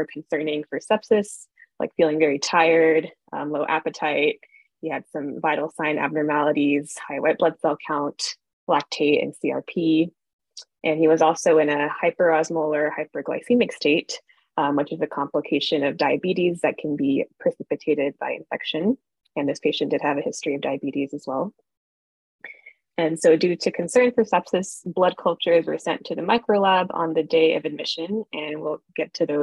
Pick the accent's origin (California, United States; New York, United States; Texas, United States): Texas, United States; Houston; moved away as an adult; also born or lived in Kansas City, Missouri / Baltimore, Maryland; now in Boston, United States; I'm originally from Houston, Texas